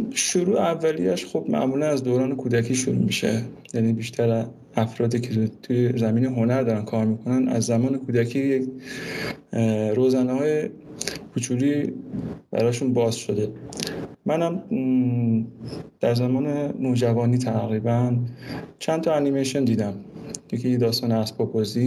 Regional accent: Mashhad, Razavi Khorasan, Iran; moved away

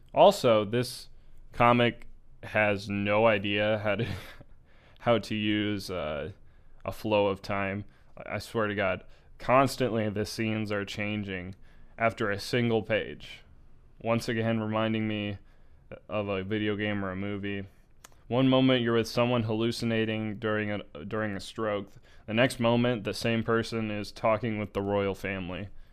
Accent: United States; I'm American

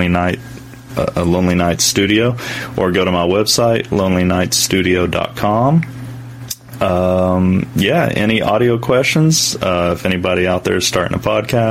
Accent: East Tennessee, United States; I grew up in East Tennessee.

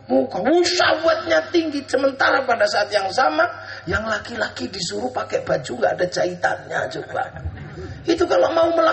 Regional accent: Indonesia; orang akan tahu bahwa Rasul itu orang Makkah dan kita ini orang Indo.

